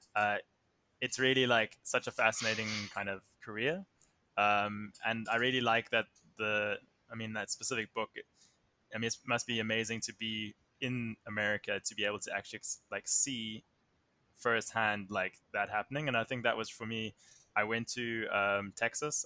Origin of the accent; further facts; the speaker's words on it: Somerset West, Western Cape, South Africa; I come from Somerset West, which is about thirty minutes outside of Cape Town